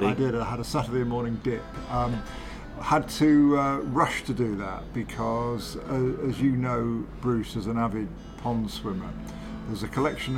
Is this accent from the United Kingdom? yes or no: yes; Manchester, North West England, United Kingdom; I am actually from Manchester.